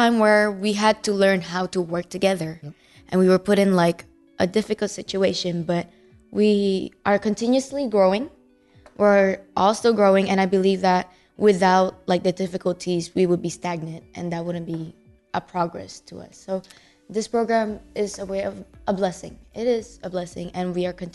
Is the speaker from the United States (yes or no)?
yes; Georgia, United States; we're all from Georgia